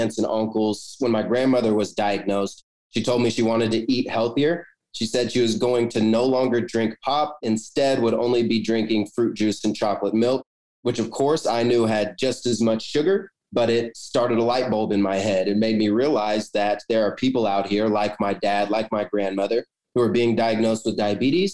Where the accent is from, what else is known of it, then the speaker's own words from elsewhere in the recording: Kansas, United States; I'm from Kansas